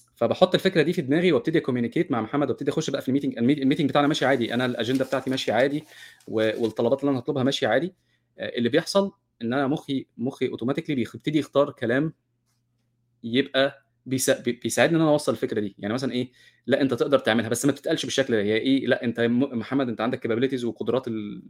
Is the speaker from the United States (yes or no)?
no; Egypt; انا كمصري